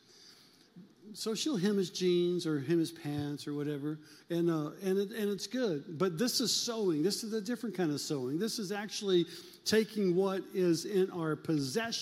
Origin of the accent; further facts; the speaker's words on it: Omaha, Nebraska, United States; I'm from South Omaha